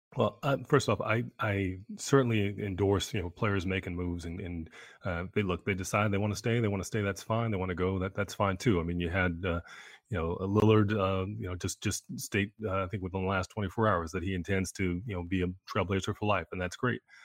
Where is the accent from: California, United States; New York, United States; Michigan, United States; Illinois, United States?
New York, United States; I'm a New Yorker